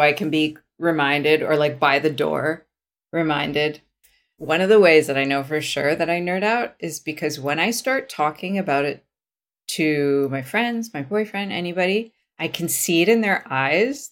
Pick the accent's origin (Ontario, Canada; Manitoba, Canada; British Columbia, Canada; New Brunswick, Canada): British Columbia, Canada; Vancouver; I was from Vancouver